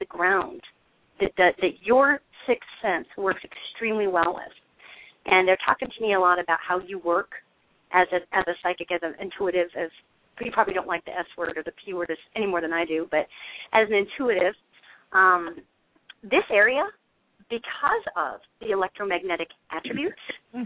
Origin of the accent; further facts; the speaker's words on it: Montana, United States; I'm a northerner, okay? I'm originally from Montana.